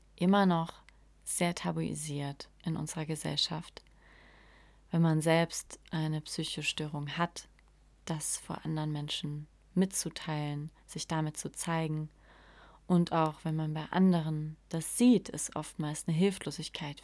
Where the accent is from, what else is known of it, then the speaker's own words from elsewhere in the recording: Saarland, Germany; accent: Saarland (CH pronounced as SCH); Ich komme aus dem Saarland und wir können das CH einfach nicht aussprechen. es klingt alles wie SCH.